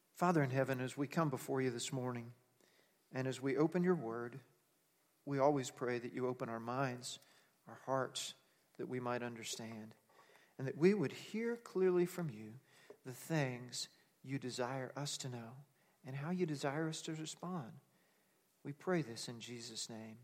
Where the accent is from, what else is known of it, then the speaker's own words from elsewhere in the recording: Texas, United States; now in Nebraska, United States; I'm from Texas, so I can say howdy, even though I've lived in Nebraska a long time